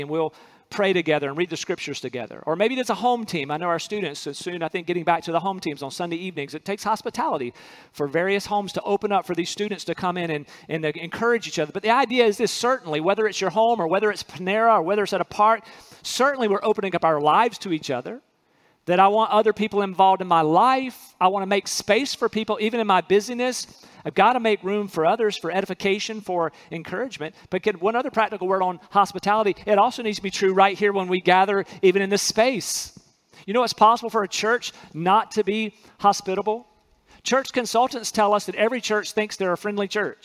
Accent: North Carolina, United States; where I'm from in North Carolina, city boy in North Carolina

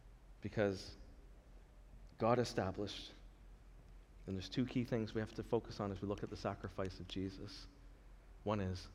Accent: Canada; we're in Canada now. We're Canadian, we're under the rule and government of Canada

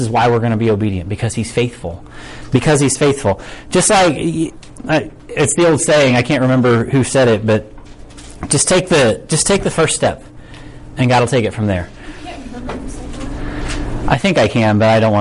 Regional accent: United States; American Christians

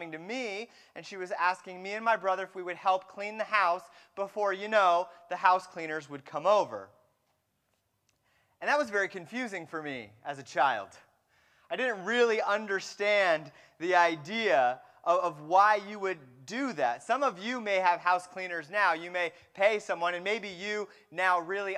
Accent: Fremont, California, United States; I grew up in the San Francisco Bay Area, and I grew up in a town called Fremont

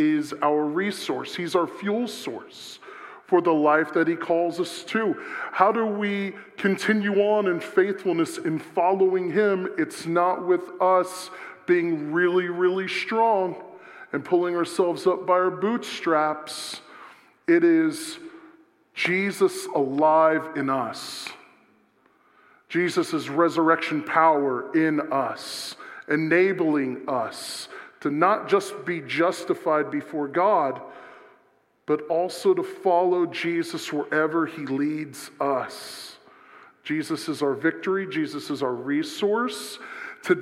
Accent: South Florida, United States; I'm from South Florida

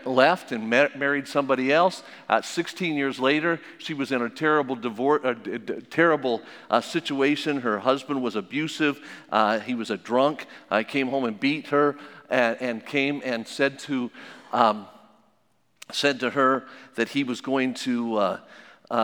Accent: Las Vegas, Nevada, United States; I was born and raised in Las Vegas, in Sin City.

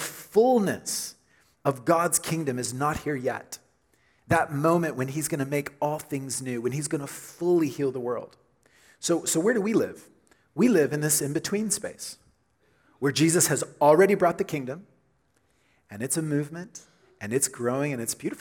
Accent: Oklahoma, United States; growing up in Oklahoma, we had big storms, and lots of tornadoes

